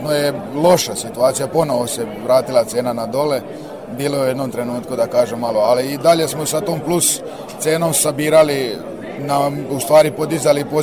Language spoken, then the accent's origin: Croatian; Serbia; ja sam odrastao tu, treća generacija sam što se bavi sa tim